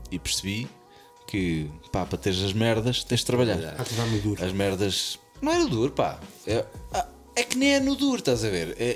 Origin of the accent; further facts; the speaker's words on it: Centro, Portugal; na minha terra havia a São Veiga, que era o café lá à beira da Nacional 111, que vai o Coimbra Figueira